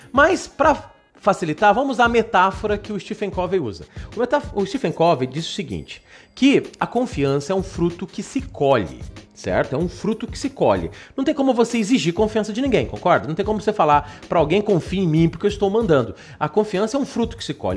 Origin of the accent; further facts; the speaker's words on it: Brazil; Nós que somos brasileiros